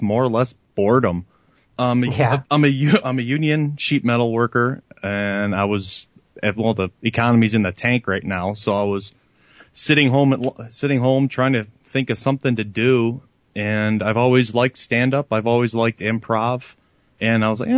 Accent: Seatonville, Illinois, United States

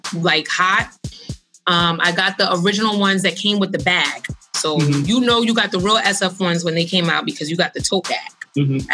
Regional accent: New York City, New York, United States; I'm a girl from Brooklyn

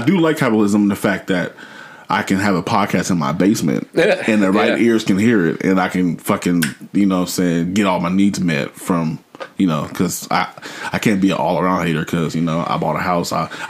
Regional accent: Portland, Oregon, United States; I grew up in North Portland, right? And the neighborhood is different now, like from when I was there

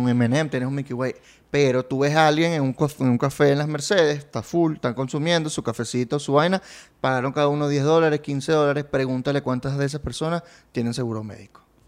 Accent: Barquisimeto, Lara, Venezuela; now in Caracas, Venezuela; Yo soy de Barquisimeto

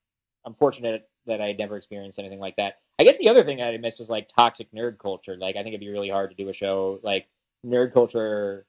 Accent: New Jersey, United States; I'm from New Jersey, so I grew up like idolizing Kevin Smith, loving Clerks. I was like 14 or 15.

